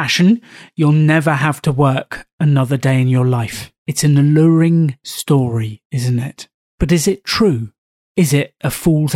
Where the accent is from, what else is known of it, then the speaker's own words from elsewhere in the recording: England, United Kingdom; from England and the United Kingdom